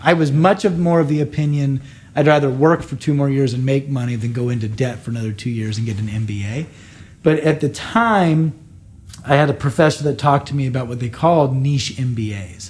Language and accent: English; United States; now in Canada; I'm an American